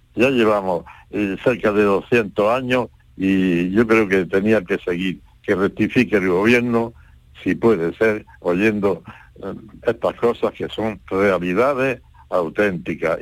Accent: Cádiz, Andalusia, Spain; mi pueblo, que es Cádiz

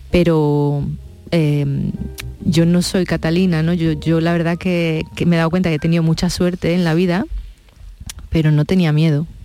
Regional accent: Córdoba, Andalusia, Spain; now in Madrid, Spain; Sí, vengo con la energía de allí, ¿no? De mi gente, pues imagínate.

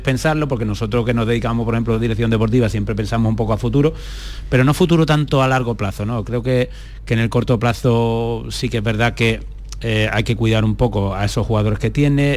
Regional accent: Spain; nosotros que somos españoles

